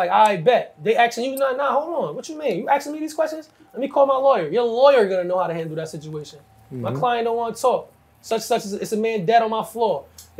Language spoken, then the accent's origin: English; New Jersey, United States; where I'm from Jersey